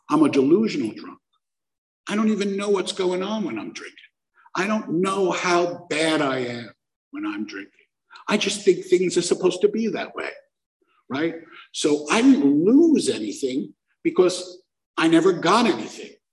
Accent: Brooklyn, New York, United States; I'm from Brooklyn. We don't do gnarly things.

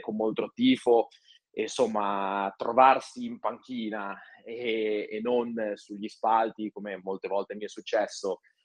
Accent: Genoa, Liguria, Italy; moved away as an adult; also born or lived in Borgomanero; io sono originario di Genova

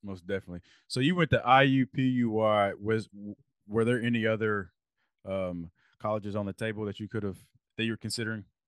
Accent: Lexington, Kentucky, United States; when we were growing up in Lexington

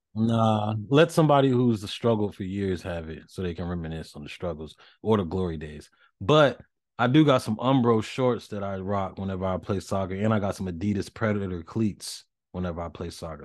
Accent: the South, United States; I grew up in the South

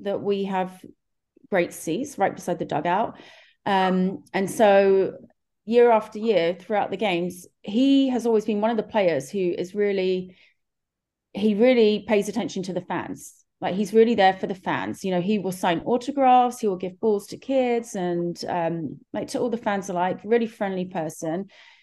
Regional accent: London, United Kingdom; moved away as an adult; now in Los Angeles, United States; you may realize from my accent that I'm from far, far away from Los Angeles. I'm actually from London, England, but I first came to LA in 2007

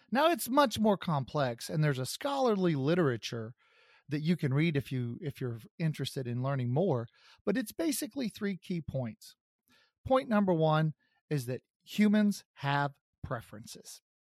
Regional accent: Kansas City, United States; my hometown of Kansas City

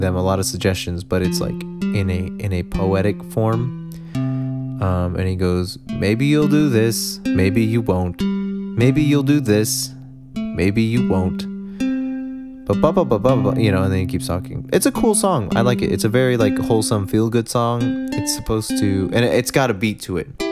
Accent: United States; I'm from America

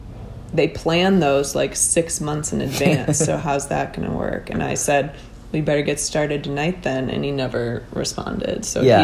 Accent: Minnesota, United States; now in New York, United States; being from Minnesota

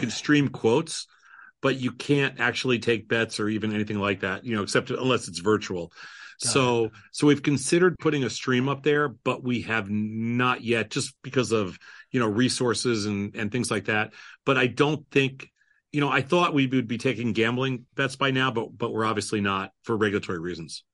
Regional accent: New York, United States; now in Chicago, United States; I come from New York. I grew up as a Mets fan.

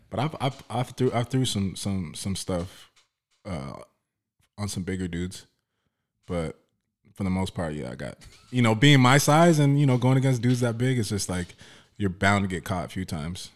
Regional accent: Oxnard, California, United States; when I grew up in, in, uh, Oxnard, South Oxnard

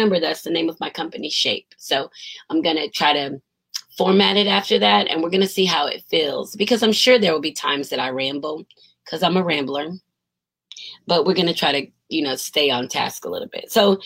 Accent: United States; they find out I'm American

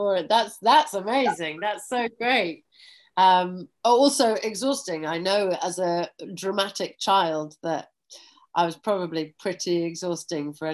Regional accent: Yorkshire and the Humber, United Kingdom; I was born in North Yorkshire, which for people who don't know England that well, it's in the north, it's just below Scotland, and that's kind of where I was born and bred and educated

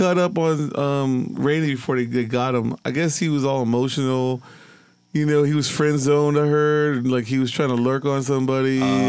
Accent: Arizona, United States; now in Austin, United States; I'm from Arizona, fool.

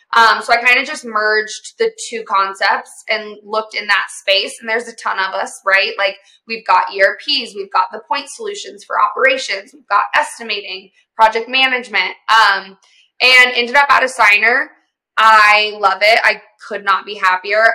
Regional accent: the South, United States; I grew up in the South, um, and my family does um, like oil and gas servicing

